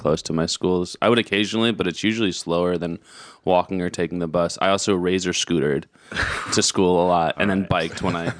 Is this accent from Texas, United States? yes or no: no; New York City, New York, United States; moved away; I was born and raised in the West Village.